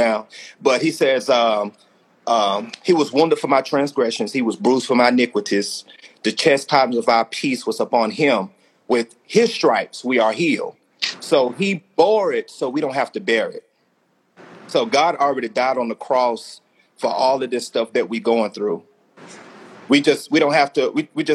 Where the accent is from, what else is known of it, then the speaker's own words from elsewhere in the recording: Alabama, United States; I'm from Alabama